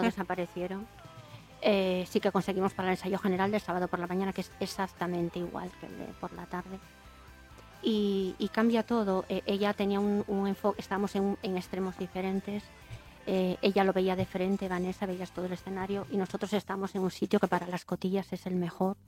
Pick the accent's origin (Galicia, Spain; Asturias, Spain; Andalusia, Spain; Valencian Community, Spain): Asturias, Spain; Navia; yo que soy de Navia, que es un pueblo pequeño